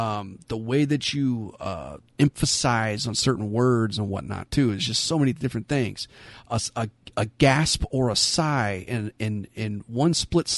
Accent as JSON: {"language": "English", "town": "Beaumont", "region": "California", "country": "United States", "tie": "born or raised there", "said": "I grew up in Beaumont, California"}